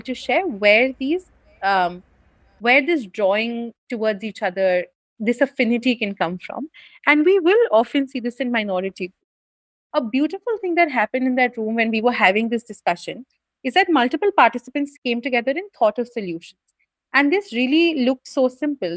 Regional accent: India; an upper caste person from a Hindu family in India

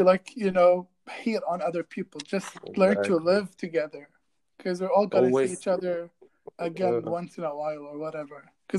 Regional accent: Kuwait; growing up in Kuwait

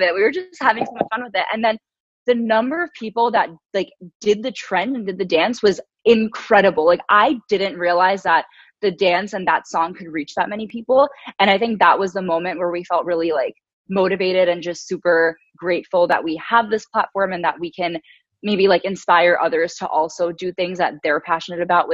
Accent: New York, United States; growing up in New York, as I mentioned, it's really diverse

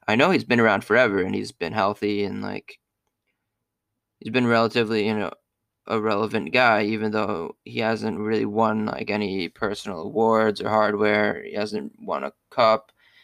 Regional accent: Maryland, United States; growing up in Maryland

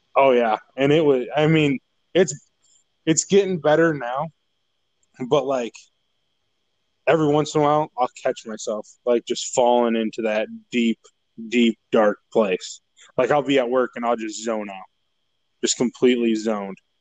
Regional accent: Braidwood, Illinois, United States; moved away as an adult; now in Missouri, United States; I grew up in Braidwood all my life.

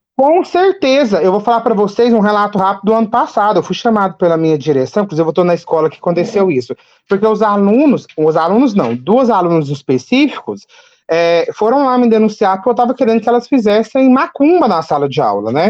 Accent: Capinópolis, Minas Gerais, Brazil; also born or lived in Ituiutaba; eu sou de, do Triângulo Mineiro, de Minas Gerais, da cidade de Capinópolis

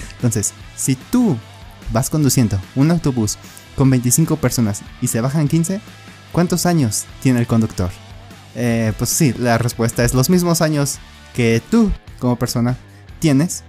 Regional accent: Mexico City, Mexico; yo también soy de Ciudad de México

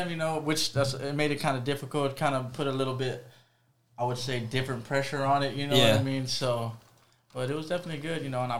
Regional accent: Fort Worth, Texas, United States; Yeah, I'm from Fort Worth. So I grew up in Diamond Hill, Fort Worth.

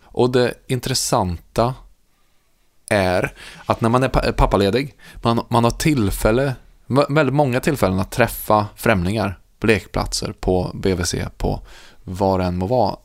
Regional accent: Värmland, Sweden; jag är värmlänning

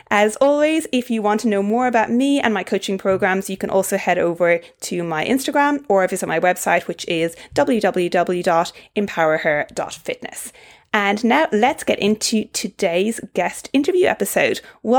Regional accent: Ireland; accent: Irish; now in Australia; obviously I'm originally Irish, but I've lived in Australia for 8 years now, so I have a bit of a toned down Irish accent

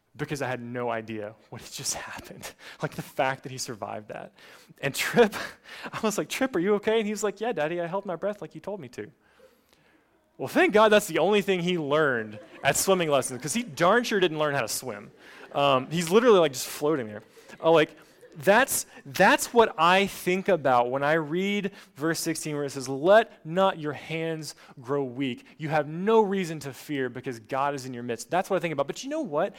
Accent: Appalachian Mountains, United States; now in Gainesville, United States; I grew up in the Appalachian Mountains

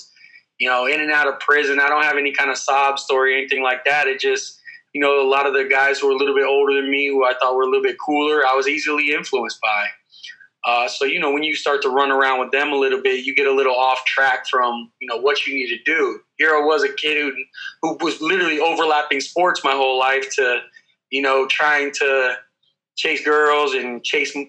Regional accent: Clearwater, Florida, United States; I grew up here in Central Florida, Clearwater, Dunedin area

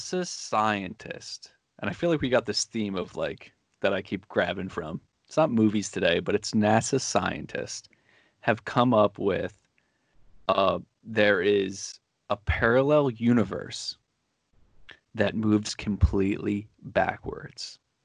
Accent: Manalapan, New Jersey, United States; also born or lived in Jackson, New Jersey; I grew up in Jackson. I moved to Manalapan when I was 13. No, I was like 11 or something like that.

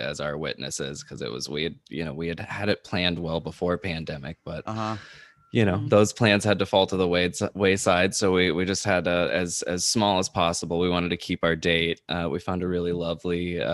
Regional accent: Los Angeles, California, United States; also born or lived in Alabama / Florida / New York; I am LA bred and I usually say born, but just to speed the count, because it's lived here my whole life.

